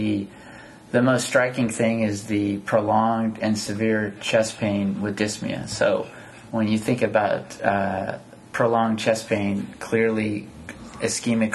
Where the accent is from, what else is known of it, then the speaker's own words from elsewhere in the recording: San Jose, California, United States; moved away as an adult; also born or lived in San Antonio, Texas / Davis, California; I grew up in San Jose, California